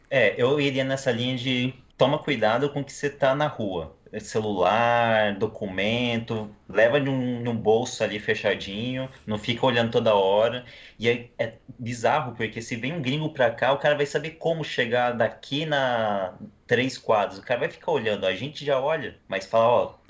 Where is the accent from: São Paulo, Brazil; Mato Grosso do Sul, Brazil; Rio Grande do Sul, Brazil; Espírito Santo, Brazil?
Mato Grosso do Sul, Brazil; Campo Grande; eu também sou de Campo Grande, Mato Grosso do Sul